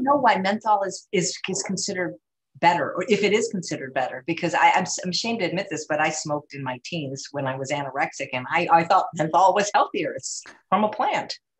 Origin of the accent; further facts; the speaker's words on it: Chicago, Illinois, United States; my hometown of Chicago, Illinois